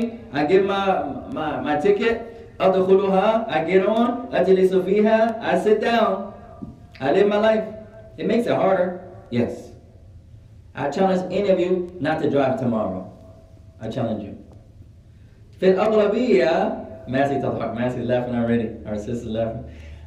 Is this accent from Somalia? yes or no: yes; Somalia; I'm cold, I'm from Somalia. I'm cold, ya akhi.